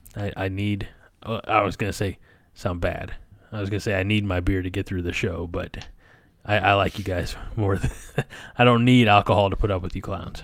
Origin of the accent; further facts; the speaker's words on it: near Highland, Illinois, United States; his hometown is near my hometown